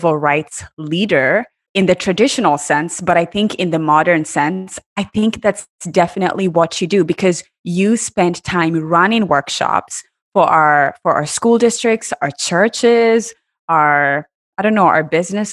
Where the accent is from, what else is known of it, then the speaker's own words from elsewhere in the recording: Kenya; moved away as an adult; also born or lived in Iowa, United States; now in United States; I was born and raised in Kenya